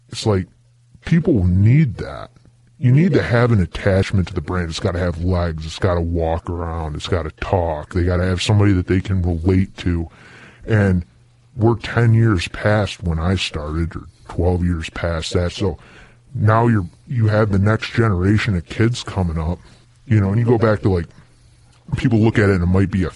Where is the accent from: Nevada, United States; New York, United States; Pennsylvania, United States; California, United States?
New York, United States; I grew up in New York